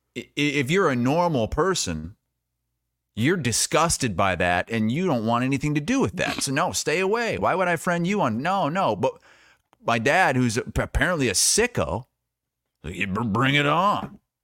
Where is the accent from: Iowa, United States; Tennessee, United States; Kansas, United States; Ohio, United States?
Iowa, United States; I was from Iowa